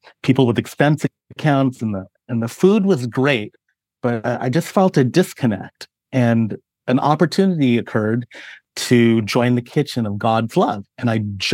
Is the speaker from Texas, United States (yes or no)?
no; San Francisco Bay Area, California, United States; moved away; I grew up in California, where culinary influences were everything from my Filipino heritage to the Mexican barrio to everything you could imagine in the San Francisco Bay Area.